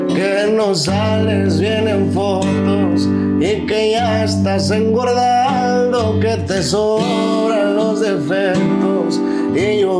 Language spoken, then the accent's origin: Spanish; Tijuana, Baja California, Mexico; Sí, soy de Tijuana.